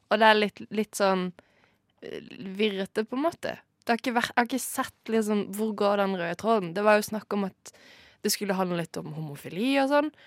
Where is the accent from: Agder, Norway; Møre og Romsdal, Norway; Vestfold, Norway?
Agder, Norway; Kristiansand; moved away as an adult; also born or lived in Bergen; Jeg flytta fra Kristiansand da jeg var 18